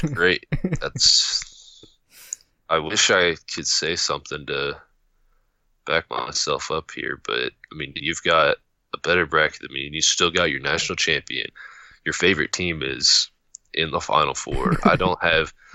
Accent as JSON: {"language": "English", "region": "Missouri", "country": "United States", "said": "I'm from Missouri"}